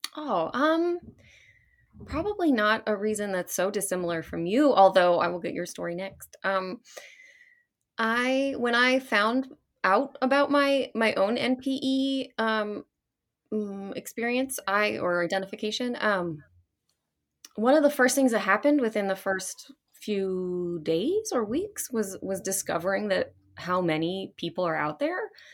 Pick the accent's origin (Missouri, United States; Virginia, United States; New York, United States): Virginia, United States; Fairfax; I was actually born in Virginia, outside of Washington, D C, um, Fairfax Hospital